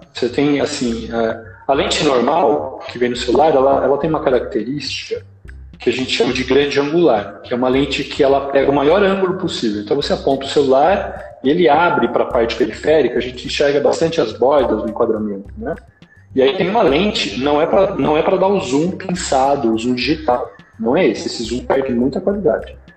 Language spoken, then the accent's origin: Portuguese; São Paulo, Brazil; now in Limeira, Brazil; sou de São Paulo, mas eu estou aqui em Limeira, na sede da JMN, já faz tantos anos que eu já me considero limeirense